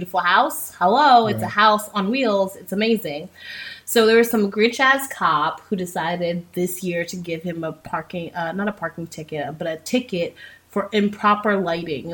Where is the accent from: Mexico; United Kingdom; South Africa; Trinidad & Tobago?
Trinidad & Tobago; I'm Trinidadian. So we believe actually in corn soup, not chicken noodle soup